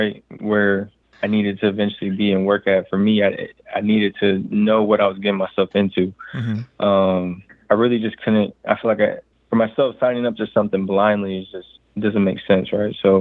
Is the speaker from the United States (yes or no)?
yes; Indiana, United States; Even though I'm from Indiana, it's all about hoops, but I wasn't the best hooper growing up